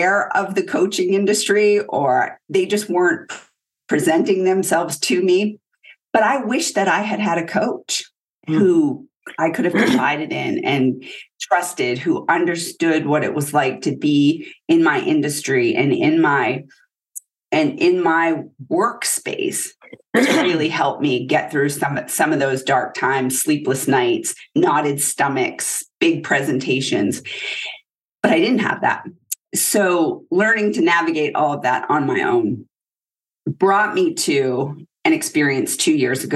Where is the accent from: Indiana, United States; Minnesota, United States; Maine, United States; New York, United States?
Maine, United States; moved away as an adult; So I'm a girl from Maine. I grew up in pretty humble beginnings, small town, one traffic light.